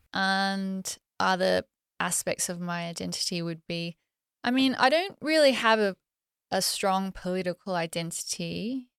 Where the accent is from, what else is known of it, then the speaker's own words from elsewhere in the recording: Australia; I'm Australian